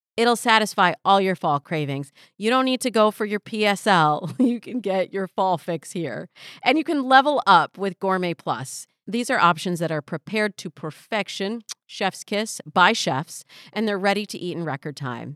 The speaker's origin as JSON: {"language": "English", "region": "Michigan", "country": "United States", "moved": "yes", "lives_now": "Los Angeles, United States", "said": "I'm from Michigan"}